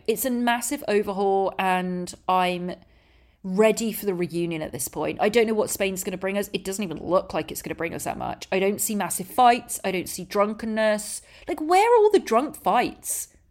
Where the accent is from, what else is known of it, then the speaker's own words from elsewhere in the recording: England, United Kingdom; moved away; I'm English